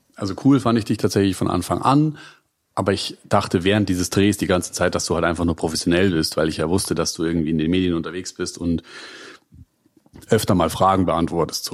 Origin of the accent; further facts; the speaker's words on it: Munich area, Bavaria, Germany; now in Berlin, Germany; bin selber im Münchner Umland aufgewachsen